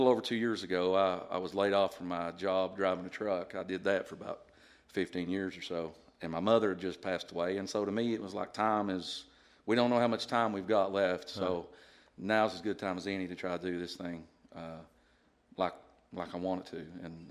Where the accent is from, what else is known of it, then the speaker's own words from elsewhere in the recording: Paintsville, Kentucky, United States; also born or lived in Charleston, West Virginia; after a month old, I moved to Eastern Kentucky and pretty much been raised there the rest of my life